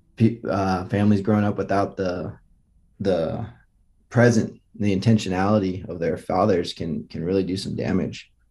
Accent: Los Altos, California, United States; moved away as an adult; also born or lived in Los Angeles; I grew up in Los Altos, which is Silicon Valley

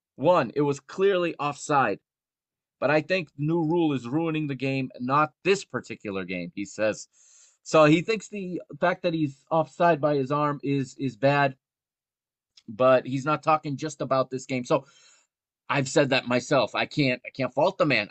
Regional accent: United States; I grew up here in the United States watching football

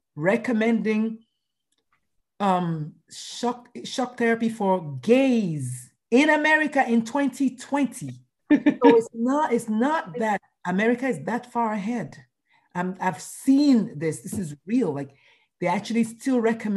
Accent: Nigeria; moved away as an adult; now in United States; going to school in Nigeria, growing up in Nigeria

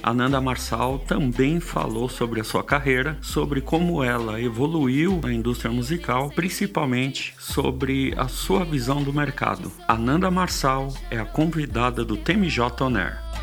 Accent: Brazil; nós como brasileiros músicos

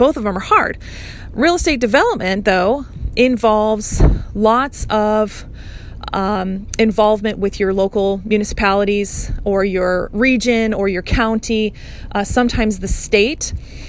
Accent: Hawaii, United States; I grew up in Hawaii learning how to navigate the absolute rat's nest of a maze of permitting and development

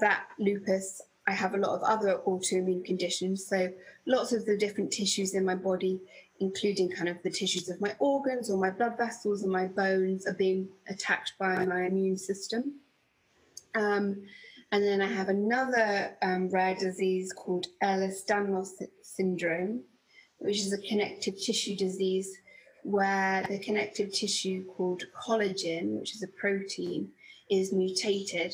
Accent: Bedfordshire, East of England, United Kingdom; I grew up in Bedfordshire, in the countryside

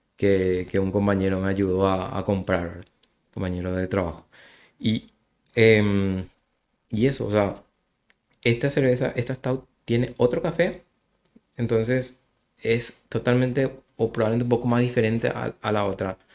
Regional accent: Luque, Central, Paraguay; soy de Luque

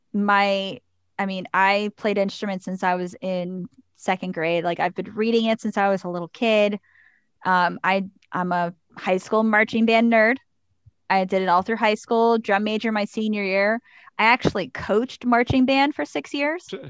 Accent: Pittsburgh, Pennsylvania, United States; also born or lived in Cranberry, Pennsylvania; I grew up in the Deer Lake School District, but I actually went to North Catholic High School

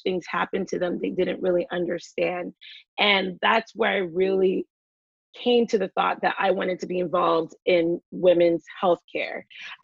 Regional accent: New York City, New York, United States; also born or lived in Philadelphia; I'm from the Bronx. I grew up there, left there when I was a teenager to go to college

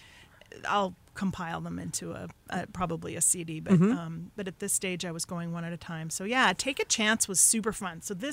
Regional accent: Denver, Colorado, United States; moved away as an adult; also born or lived in New York / New York City; now in Hudson Valley, United States; I was born in New York, but I was raised in Colorado

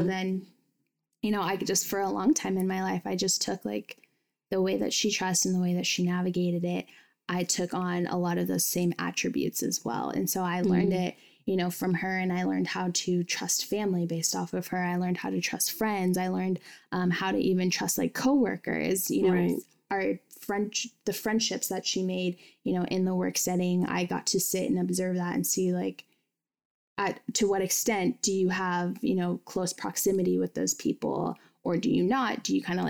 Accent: United States; I grew up in Washington

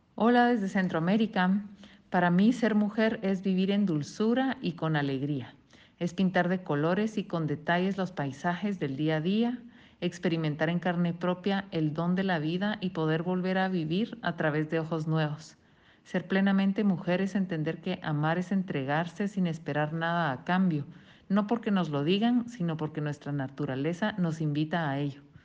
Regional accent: Buenos Aires, Argentina; soy de Buenos Aires, Argentina

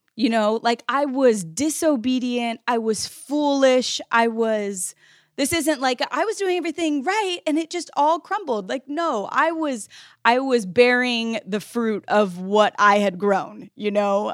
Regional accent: United States; the privilege I was living with as an American kid

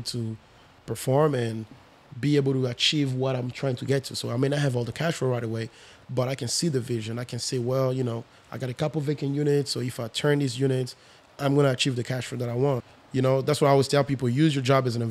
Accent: France; moved away as an adult; also born or lived in Congo; now in United States; I'm originally from the Congo. I grew up in France, and I've been in the U.S. for 12 years now.

